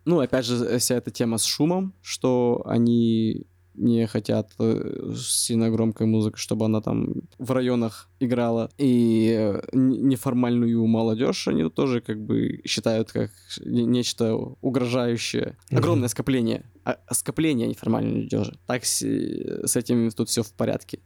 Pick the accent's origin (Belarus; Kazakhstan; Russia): Russia; moved away as an adult; now in Da Nang, Vietnam; Я сказал, из России